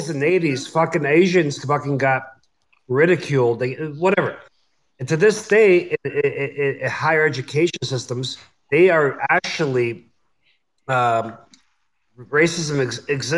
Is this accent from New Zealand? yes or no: no; Canada; I'm Canadian